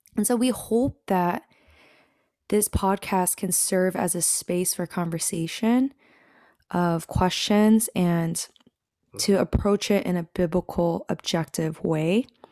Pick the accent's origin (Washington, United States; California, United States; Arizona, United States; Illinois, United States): Washington, United States; moved away as an adult; now in Texas, United States; I grew up in the Pacific Northwest, the beautiful state of Washington